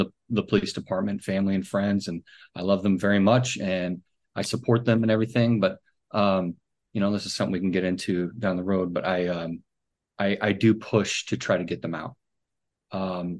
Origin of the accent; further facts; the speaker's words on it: California, United States; moved away; I grew up in California actually.